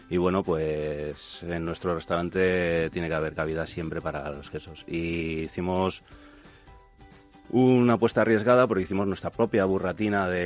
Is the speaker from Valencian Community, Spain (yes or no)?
no; Santander, Cantabria, Spain; moved away as an adult; now in Madrid, Spain; Yo soy de Santander, sí